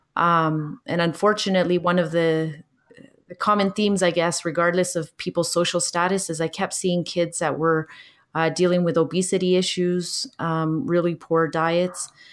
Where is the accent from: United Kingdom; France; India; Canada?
Canada; also born or lived in Chile; my family immigrated to Canada when I was four years old